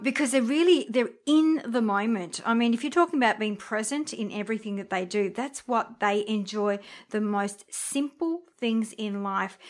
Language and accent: English; Briançon, Provence-Alpes-Côte d'Azur, France; I'm French myself. I was born in Briançon